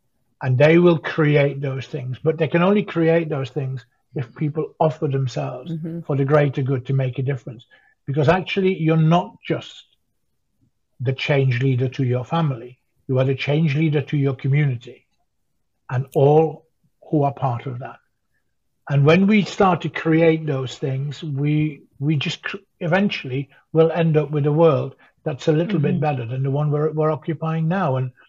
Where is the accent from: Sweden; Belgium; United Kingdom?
United Kingdom; Sheffield, Yorkshire and the Humber; I'm from Sheffield. I'm one of you.